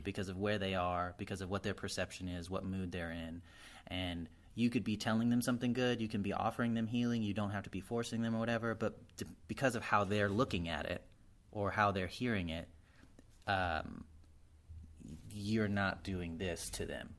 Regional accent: Arizona, United States; I'm from Arizona, we're allowed to have basements

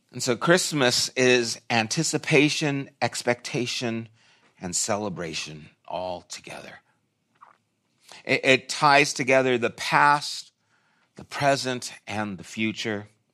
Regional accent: California, United States; I'm from California

